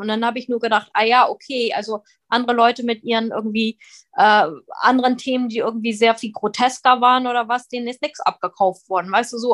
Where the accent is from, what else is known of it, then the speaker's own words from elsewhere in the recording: Northern Germany, Germany; moved away as an adult; also born or lived in abroad (birthplace) / London; now in Berlin, Germany; Dann bin ich nach Norddeutschland gezogen, habe dort Abitur gemacht